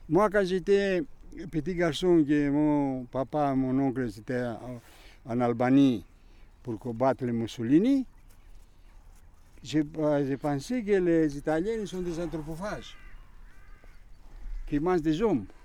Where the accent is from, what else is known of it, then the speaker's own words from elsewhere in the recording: Greece; French is a second language; quand je suis venu de la Grèce, le premier jours euh, à la cantine, je suis venu sans rien.